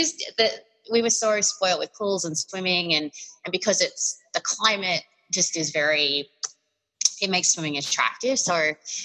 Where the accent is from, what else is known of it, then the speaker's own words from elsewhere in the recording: Australia; now in United States; being Australian in the US